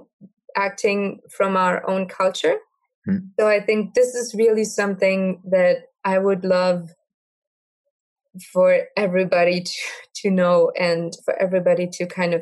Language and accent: English; Germany; I am from Germany